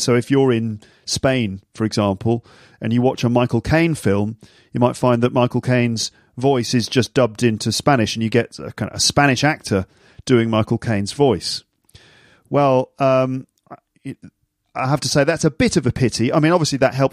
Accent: United Kingdom

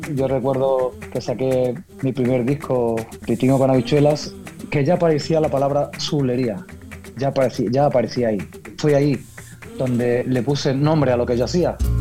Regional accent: Ayamonte, Andalusia, Spain; yo soy andaluz, sí, Dayamonte

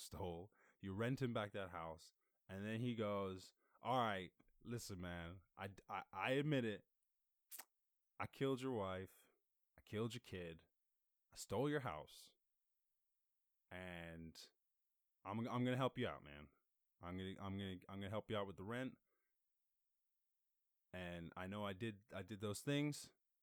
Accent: Ireland; moved away; I grew up in Ireland, and my family still live in Ireland

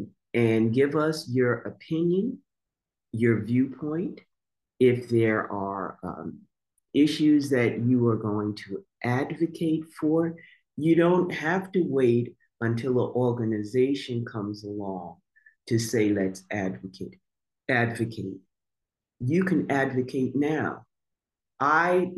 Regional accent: Montclair, New Jersey, United States; growing up in Montclair.

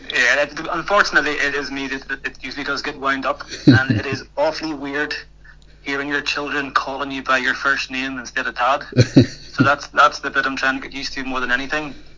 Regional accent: Ireland; moved away as an adult; now in Scotland; I'm Irish, so I'm a former hurler

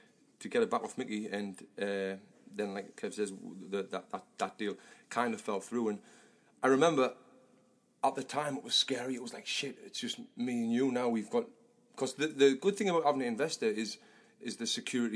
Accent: Sunderland, North East England, United Kingdom; now in Los Angeles, United States; me, Sunderland, and from the north of England

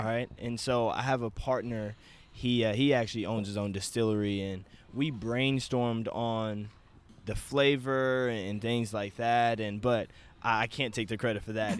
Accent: Wichita, Kansas, United States; I'm from Wichita, Kansas, and born and raised here.

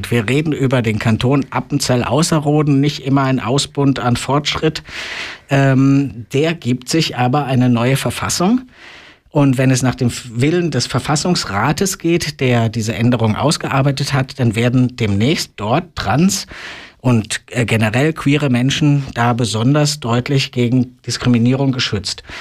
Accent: Germany; born there; ich muss es ja selber als gebürtiger Deutscher sagen, das ist ein Trauerspiel mit dem 40 Jahre alten und völlig veralteten deutschen transsexuellen Gesetz.

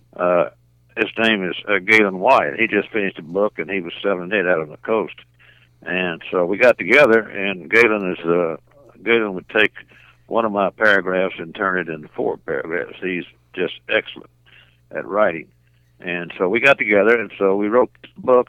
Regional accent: Little Rock, Arkansas, United States; I was born and raised in Little Rock

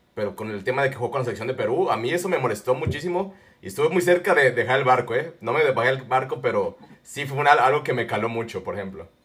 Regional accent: Guadalajara, Jalisco, Mexico; moved away as an adult; now in Pennsylvania, United States; acá vivo en Pensilvania, pero yo soy tapatío, ya nací, ya crecí, ya estudié

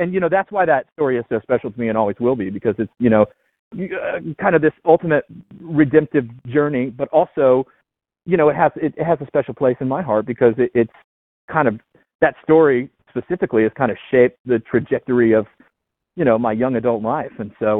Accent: Southern Appalachian Mountains, United States; moved away as an adult; now in New York City, United States; I come from a very, very rural area in the Southern Appalachian Mountains.

